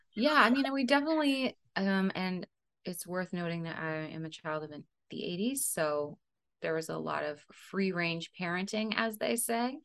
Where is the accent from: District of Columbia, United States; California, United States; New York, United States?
California, United States; Central Valley; also born or lived in Colorado; we moved to the Central Valley when I was four and a half.